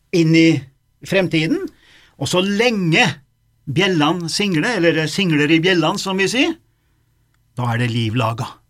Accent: Dombås, Innlandet, Norway; Domås, eh, der jeg vokste opp

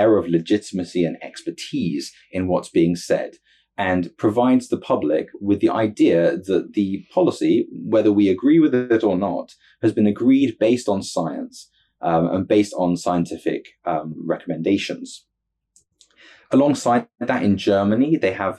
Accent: United Kingdom; as a Brit

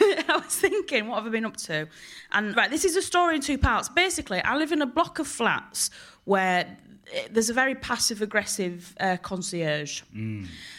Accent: Hull, Yorkshire and the Humber, United Kingdom; now in London, United Kingdom

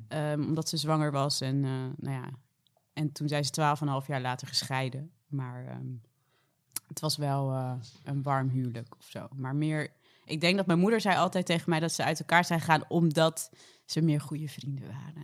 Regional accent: Dordrecht, South Holland, Netherlands; now in Rotterdam, Netherlands; ik kom uit Dordrecht

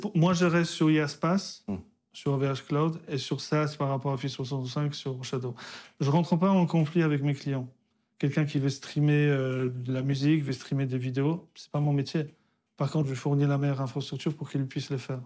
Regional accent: Poland; moved away; je suis né en Pologne, communiste

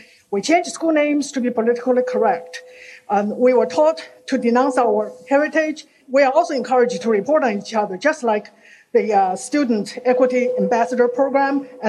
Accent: China; moved away as an adult; now in Loudoun County, Virginia, United States; Growing up in Mao's China

